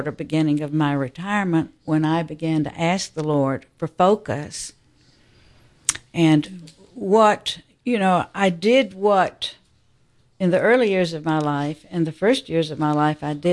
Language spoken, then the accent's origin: English; Atlanta, Georgia, United States; I was born and raised here in Atlanta. I'm a cradle Catholic, um, and uh, I feel that I'm a little bit older than that many of you.